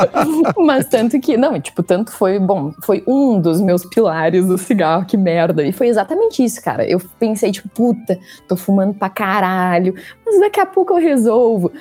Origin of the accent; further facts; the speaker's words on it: Santa Cruz do Sul, Rio Grande do Sul, Brazil; moved away as an adult; also born or lived in Porto Alegre, Brazil; now in São Paulo, Brazil; eu sou de Santa Cruz, né? Mas eu morei Uh, cinco anos em Porto Alegre por causa da faculdade